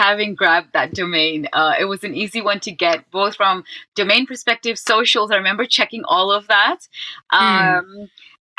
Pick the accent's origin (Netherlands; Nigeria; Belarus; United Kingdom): Netherlands; Amsterdam, North Holland; I'm from Amsterdam, the Netherlands